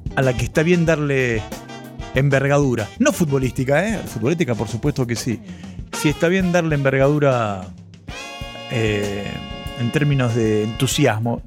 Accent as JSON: {"language": "Spanish", "town": "Ituzaingó", "region": "Buenos Aires Province", "country": "Argentina", "tie": "born or raised there"}